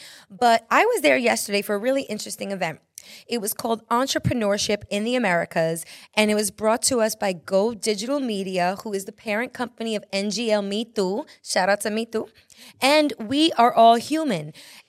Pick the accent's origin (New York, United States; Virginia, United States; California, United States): New York, United States; You guys, as a New Yorker, I'm like, how many freaking times have I driven by the United Nations